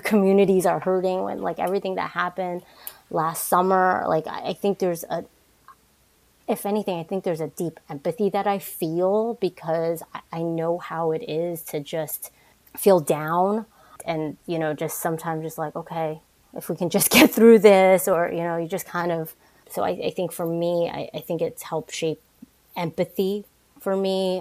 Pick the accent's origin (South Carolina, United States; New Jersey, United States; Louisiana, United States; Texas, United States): New Jersey, United States; also born or lived in Manhattan, New York / Brooklyn, New York / Queens, New York / Boston; I grew up in the New York, New Jersey area. I was born in Manhattan, lived in Brooklyn, then moved into the suburbs of New Jersey, and then back to New York and Queens. Uh, a lot of jumping around, but I think for the most part, um, my formative years, I would say, was in Jersey